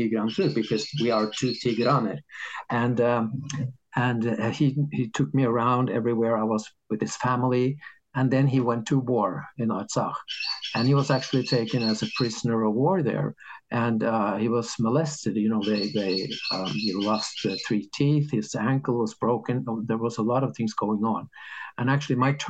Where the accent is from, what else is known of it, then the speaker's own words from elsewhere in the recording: Norway; in Norway, we have this system